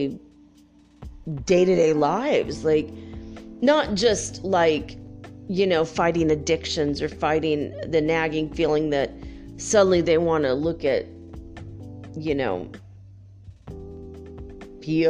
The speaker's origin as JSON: {"language": "English", "region": "California", "country": "United States", "tie": "born or raised there", "also_born_or_lived": "North Dakota / Santa Barbara", "moved": "yes", "said": "I grew up in California and we all moved back east"}